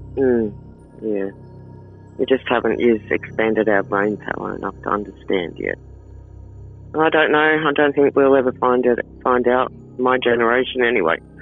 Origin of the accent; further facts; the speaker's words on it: Sydney, New South Wales, Australia; moved away; I'm from Sydney